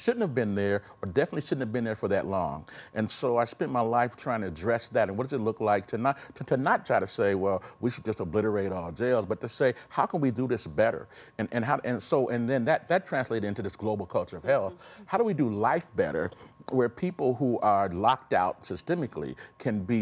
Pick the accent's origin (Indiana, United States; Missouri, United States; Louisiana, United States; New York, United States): Indiana, United States; Elkhart; I was born in Elkhart, Indiana